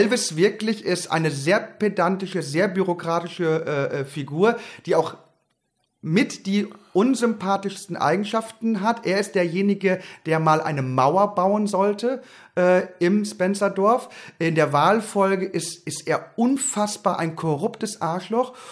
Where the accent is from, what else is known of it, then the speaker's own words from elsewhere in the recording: Haren, Lower Saxony, Germany; Ich bin groß geworden im Emsland in Haaren an der Ems, um genau zu sein, in einem kleinen Vorort von Haaren, Erika.